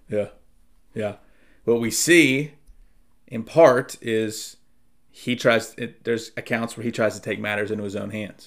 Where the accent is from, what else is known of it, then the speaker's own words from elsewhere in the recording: Durham, North Carolina, United States; moved away; also born or lived in Charlotte; growing up in Durham